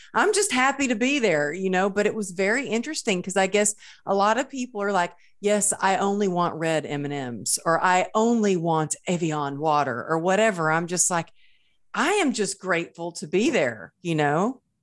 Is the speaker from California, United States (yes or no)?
no; Texas, United States; I was raised in Texas